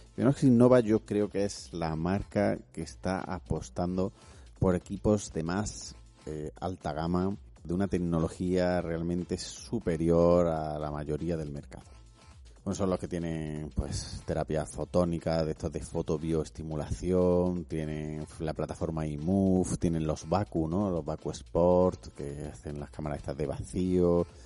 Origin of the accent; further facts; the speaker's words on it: Madrid, Community of Madrid, Spain; yo soy de Madrid